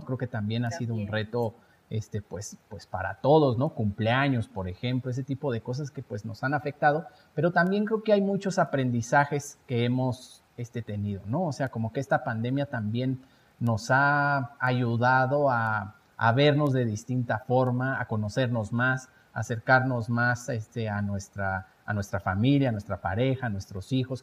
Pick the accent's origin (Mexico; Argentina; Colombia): Mexico; como mexicanos nos van a seguir